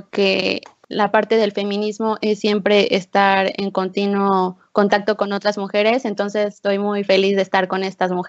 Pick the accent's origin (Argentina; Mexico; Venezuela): Mexico; Oaxaca; tengo 21 años, soy de Oaxaca